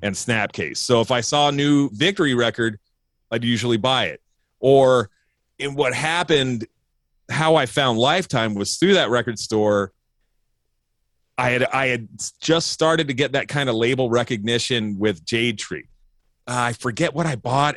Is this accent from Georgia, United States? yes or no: no; New Jersey, United States; now in California, United States; I'm from New Jersey